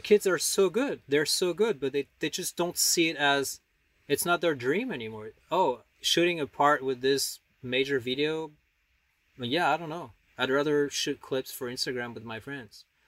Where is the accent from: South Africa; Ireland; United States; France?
France; Paris, Île-de-France; moved away as an adult; also born or lived in the Alps; I grew up in Paris